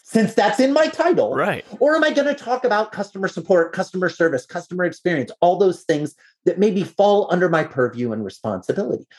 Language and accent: English; Iowa, United States; I'm a farm kid. I grew up in Iowa